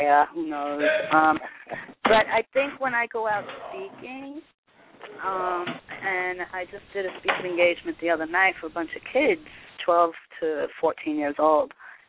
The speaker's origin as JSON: {"language": "English", "region": "New York", "country": "United States", "lives_now": "Kansas City, United States", "said": "Hi, I'm from Kansas City. Originally a New Yorker."}